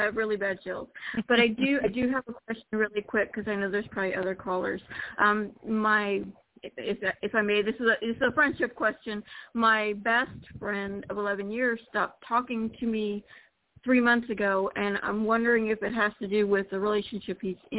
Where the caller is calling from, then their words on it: Florida, United States; Hello, Jorianne. … from Florida.